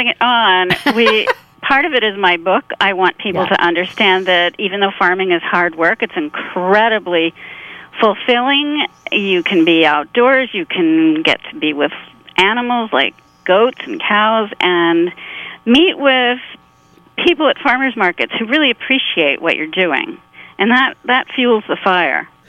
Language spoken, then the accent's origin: English; rural Pennsylvania, United States; also born or lived in Chester County, Pennsylvania; grew up in rural Pennsylvania